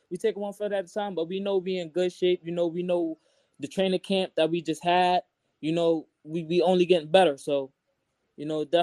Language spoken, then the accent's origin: English; Brooklyn, New York, United States; I'm from Brooklyn.